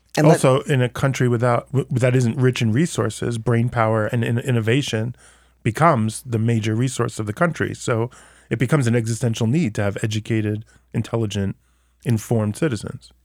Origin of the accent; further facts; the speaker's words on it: United States; now in Israel; as an American